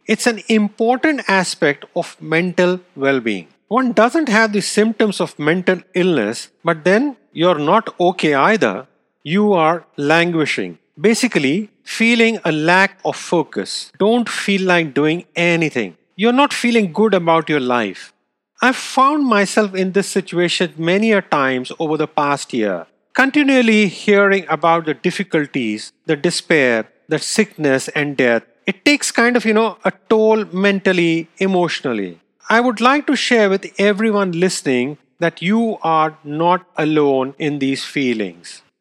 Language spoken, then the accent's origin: English; India; moved away; I grew up in India.